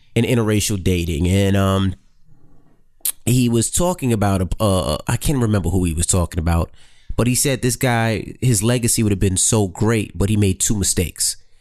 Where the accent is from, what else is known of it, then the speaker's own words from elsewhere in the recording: New York City, New York, United States; moved away as an adult; I'm from Queens